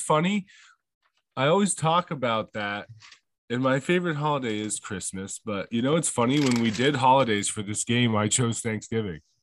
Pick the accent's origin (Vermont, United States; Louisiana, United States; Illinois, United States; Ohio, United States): Vermont, United States; I'm from Vermont, okay? So it's Donder up here, bud.